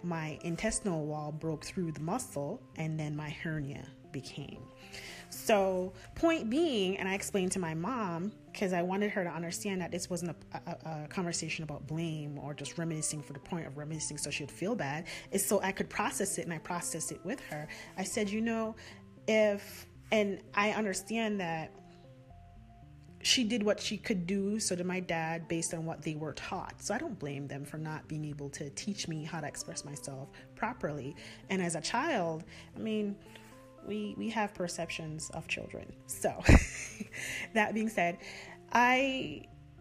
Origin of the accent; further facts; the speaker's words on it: Jamaica; accent: Jamaican; You can hear my accent coming out now, right?